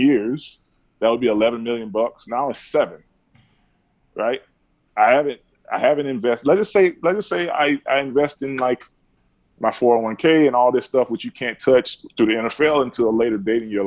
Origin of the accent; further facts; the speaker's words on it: Alabama, United States; I grew up in Keldon, Alabama